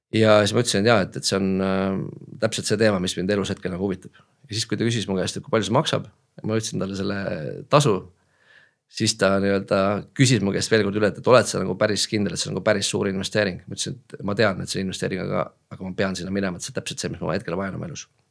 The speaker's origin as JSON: {"language": "Estonian", "town": "Tallinn", "region": "Harju County", "country": "Estonia", "said": "olen Tallinnast pärit"}